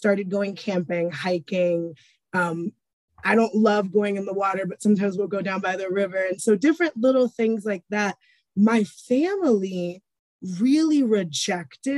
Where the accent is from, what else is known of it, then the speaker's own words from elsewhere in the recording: New York City, New York, United States; moved away as an adult; now in Colorado, United States; I grew up in New York City, like I mentioned, and I am from a Hispanic family